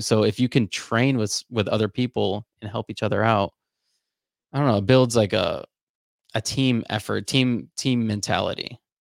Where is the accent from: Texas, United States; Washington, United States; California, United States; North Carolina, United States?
North Carolina, United States; Charlotte; growing up in Charlotte, I was a part of, uh, this program called Upwards